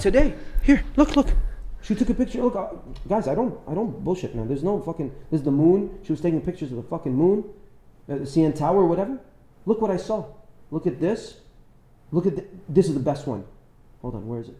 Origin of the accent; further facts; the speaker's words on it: Dubai, United Arab Emirates; also born or lived in Beirut, Lebanon; I was born in Beirut, Lebanon. Left when I was three years old because of the civil war and and grew up in Dubai